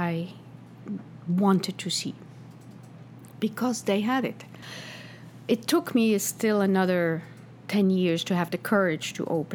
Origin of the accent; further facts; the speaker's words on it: Switzerland; now in New York, United States; I grew up in Switzerland, where you go home from school, you go home and have lunch at home